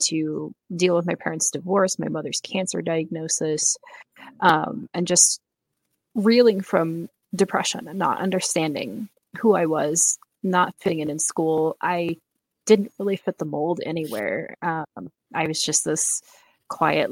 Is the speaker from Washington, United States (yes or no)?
yes; Seattle, Washington, United States; I'm from Seattle, Washington